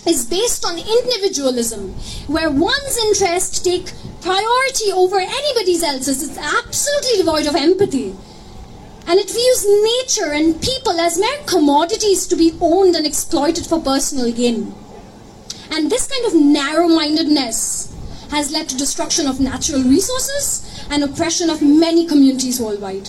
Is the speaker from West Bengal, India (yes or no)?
yes; Kolkata, West Bengal, India; now in Scotland; I grew up in Calcutta, which was the British capital during the Empire.